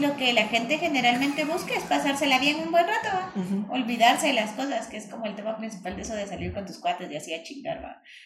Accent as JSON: {"language": "Spanish", "country": "Guatemala", "said": "soy puro guatemalteco"}